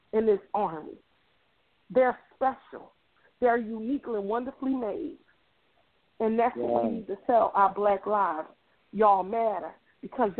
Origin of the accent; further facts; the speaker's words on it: Philadelphia, Pennsylvania, United States; I grew up in Mount Airy. I raised kids in North Philly